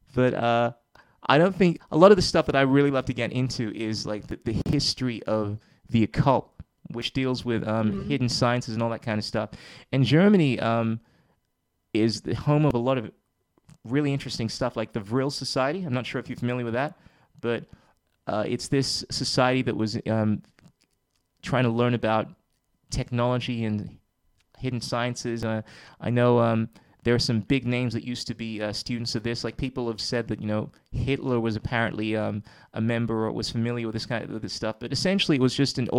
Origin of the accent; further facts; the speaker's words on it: Ghana; I come from Ghana, West Africa